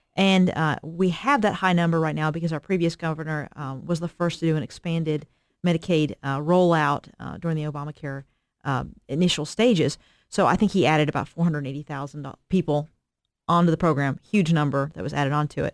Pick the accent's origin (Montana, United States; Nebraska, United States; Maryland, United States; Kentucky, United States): Kentucky, United States; Eastern; I'm from Eastern Kentucky, so I'm from a, a rural Appalachian area